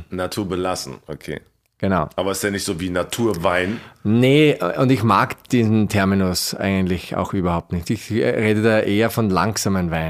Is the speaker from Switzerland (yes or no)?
no; Styria, Austria; ich bin, ich bin ein Steirer, so wie du.